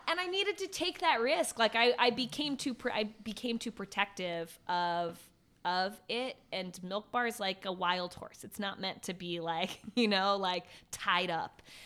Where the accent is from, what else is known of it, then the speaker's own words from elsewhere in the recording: Virginia, United States; moved away as an adult; also born or lived in Ohio; now in New York, United States; I grew up in Virginia